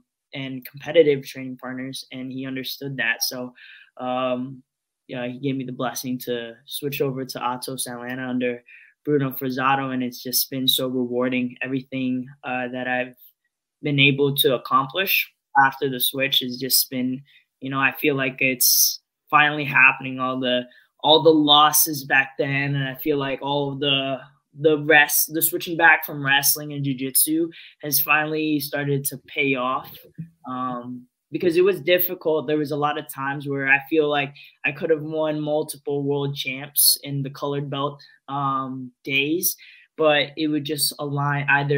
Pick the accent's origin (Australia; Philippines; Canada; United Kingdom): Philippines; being Filipino, especially on the stand-up part, boxing, like Manny Pacquiao was, you know, part of your childhood growing up.